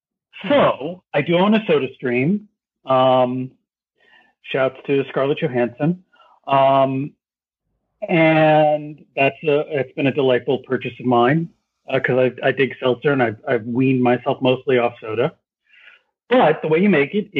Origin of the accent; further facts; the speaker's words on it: New York City, New York, United States; when I was a youth growing up in New York City